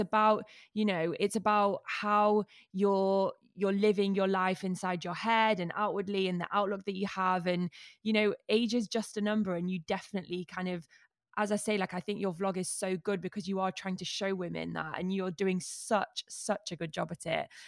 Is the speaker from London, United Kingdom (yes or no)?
no; Manchester, North West England, United Kingdom; As a Mancunian